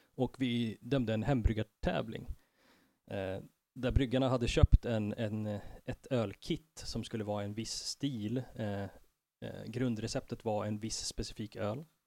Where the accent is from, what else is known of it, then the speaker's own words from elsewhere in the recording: Stockholm, Stockholm County, Sweden; also born or lived in Tensta / Enskede / Husby / Fruängen; Jag har eh, bott på alla möjliga platser i, i Stockholm, uppvuxen i Tensta, Enskede, Husby ett år och sen Fruängen